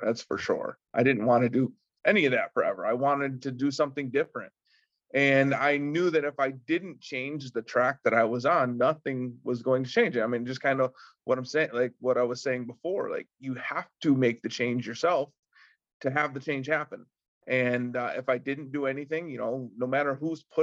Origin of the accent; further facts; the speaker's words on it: Windsor, New York, United States; where I live and where I grew up in Windsor, New York